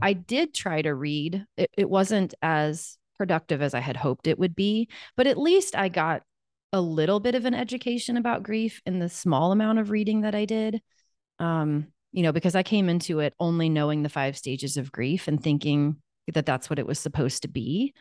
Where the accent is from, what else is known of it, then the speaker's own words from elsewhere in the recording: Wichita, Kansas, United States; I'm from Wichita, Kansas. I'm still here. I never left